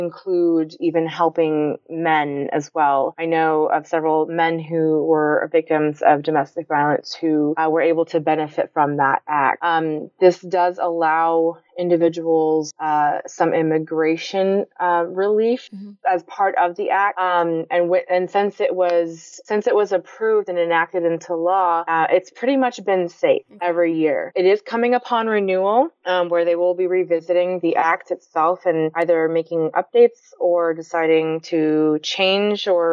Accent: Dallas, Texas, United States; I was born and raised here in Dallas, Texas

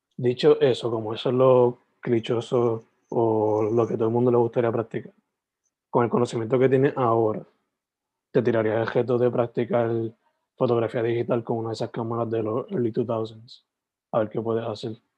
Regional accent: Sabana Grande, Puerto Rico; soy de Sabana Grande originalmente

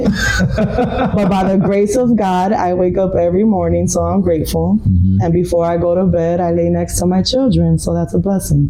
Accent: Chicago, Illinois, United States; I am a mommy, born and raised in Chicago.

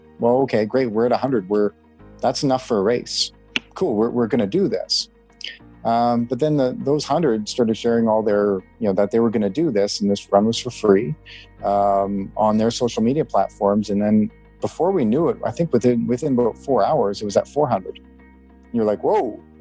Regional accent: Canada; I am an ultramarathoner from Canada

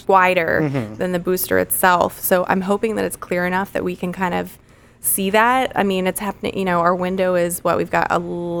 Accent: the Space Center, Florida, United States; Growing up on the Space Center

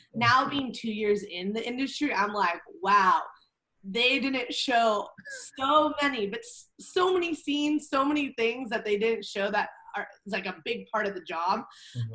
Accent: Orange County, Southern California, United States; moved away as an adult; also born or lived in Spokane, Washington; now in Arizona, United States; I grew up in Orange County

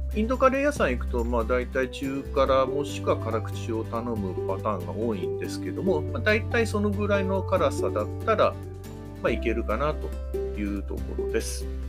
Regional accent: Hamamatsu, Shizuoka, Japan; 地元の浜松

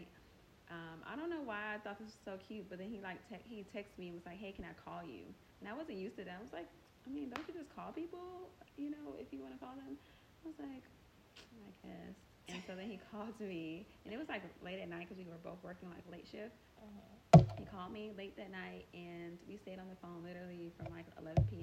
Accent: College Park, Georgia, United States; also born or lived in Englewood, New Jersey; born in Jersey but raised in Georgia

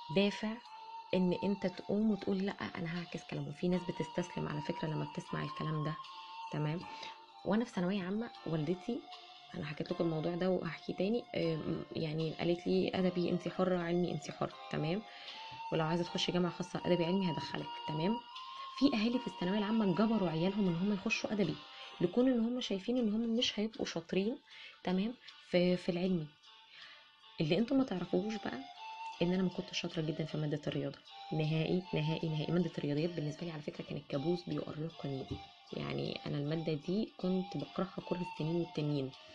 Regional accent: Egypt; عندنا في مصر

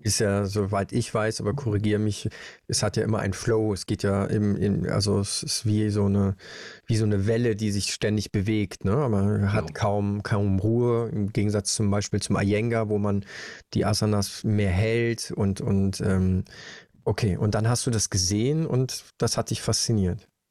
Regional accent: Germany; Bei uns in Deutschland

